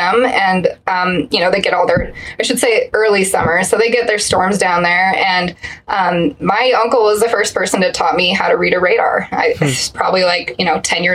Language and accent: English; Colorado Springs, Colorado, United States; growing up in Colorado Springs, we get a lot of just wild extremes of weather